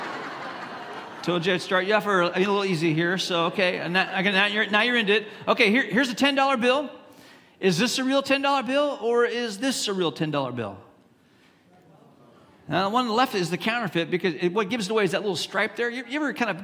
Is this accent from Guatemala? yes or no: no; Hong Kong; moved away; I grew up in Hong Kong, China, and in Hong Kong, especially when I was growing up there